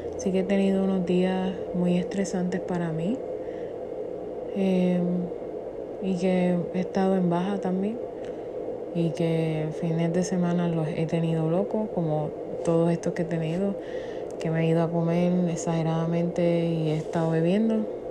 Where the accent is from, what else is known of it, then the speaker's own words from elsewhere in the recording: Puerto Rico; Yo que soy puertorriqueña